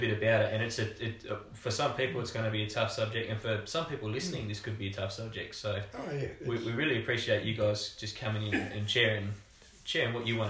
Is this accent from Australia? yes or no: yes; Australia; it's not something I think we focus on enough as an Australian society.